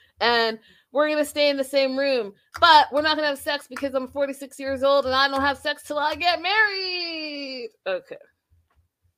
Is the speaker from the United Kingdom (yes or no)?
no; Canada; I'm Canadian